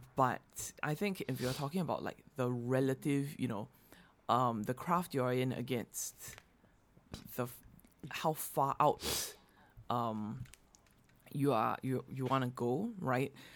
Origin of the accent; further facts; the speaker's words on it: Singapore; moved away; growing up in Singapore